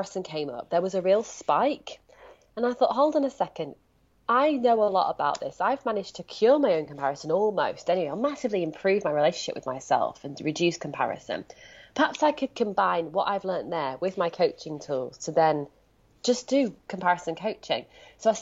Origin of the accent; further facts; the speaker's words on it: Leeds, Yorkshire and the Humber, United Kingdom; now in Brighton, United Kingdom; my accent betrays me. I'm speaking to you sitting in Brighton, but I'm from Leeds